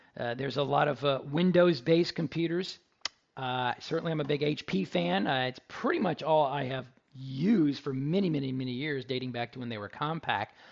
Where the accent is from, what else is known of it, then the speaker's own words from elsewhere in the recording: Dallas, Texas, United States; now in Houston, United States; I'm in Houston. I'm from Dallas